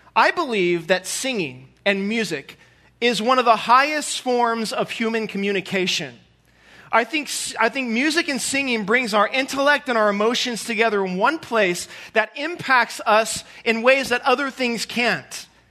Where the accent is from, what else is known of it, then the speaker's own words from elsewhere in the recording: Southern California, United States; moved away as an adult; now in St. Joseph, United States; I'm from Southern California, born and raised